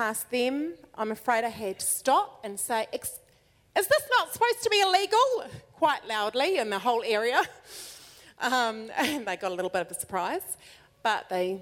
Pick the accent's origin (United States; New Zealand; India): New Zealand; we're from New Zealand